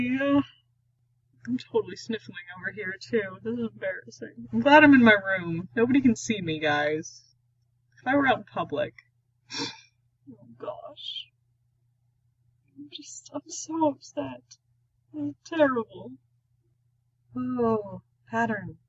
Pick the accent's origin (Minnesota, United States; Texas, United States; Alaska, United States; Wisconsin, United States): Texas, United States; I am from Texas, in case y'all didn't know. So I do say y'all